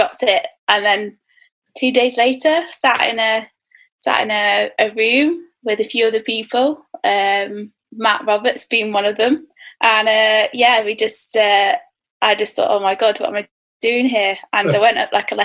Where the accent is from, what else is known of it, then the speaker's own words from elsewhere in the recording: Manchester, North West England, United Kingdom; moved away; Just due to my day job as a designer. So yeah, I'm back in my hometown